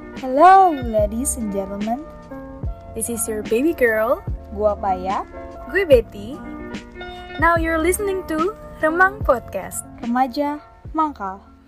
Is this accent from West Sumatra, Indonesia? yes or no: no; Bekasi, West Java, Indonesia; asal gue dari Bekasi